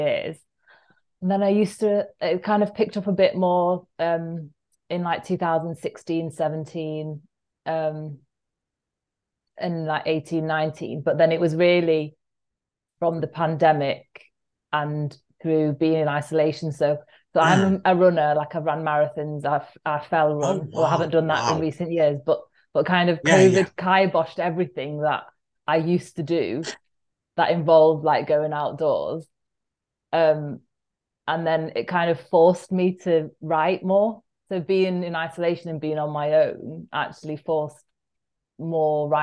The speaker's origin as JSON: {"language": "English", "town": "Manchester", "region": "North West England", "country": "United Kingdom", "said": "I'm from Cholton and I'm from quite a big family"}